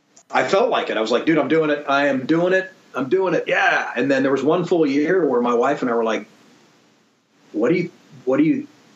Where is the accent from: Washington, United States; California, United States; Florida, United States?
California, United States; Sacramento; also born or lived in Chicago; I grew up in Sacramento, so I can't say that I ever lived